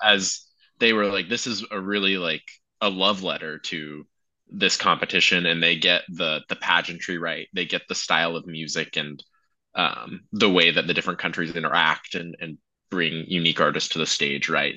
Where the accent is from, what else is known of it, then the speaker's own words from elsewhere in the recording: United States; I'm American, never been to Europe